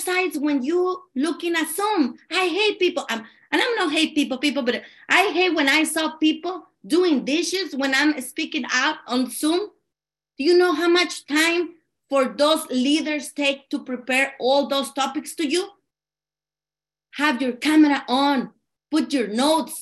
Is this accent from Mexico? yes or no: yes; Mexico; English is a second language; also born or lived in California; now in Arizona, United States; And I'm from California, but actually I'm from Mexico